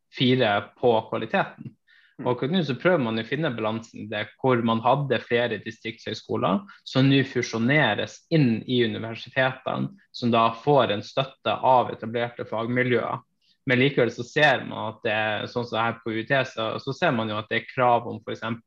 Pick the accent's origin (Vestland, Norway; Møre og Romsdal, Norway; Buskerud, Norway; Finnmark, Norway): Finnmark, Norway; Hammerfest; jeg er født og oppvokst i Hammerfest i, i, Finnmark